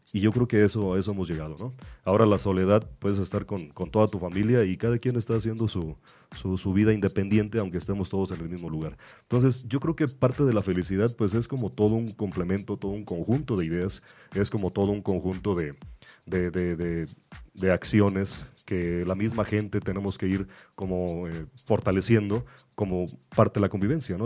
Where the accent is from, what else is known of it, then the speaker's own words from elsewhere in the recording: Mexico; así somos los mexicanos